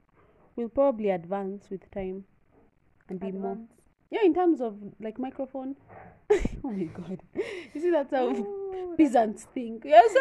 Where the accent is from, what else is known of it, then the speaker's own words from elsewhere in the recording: Kenya; we're from Kenya. Kenya in Africa.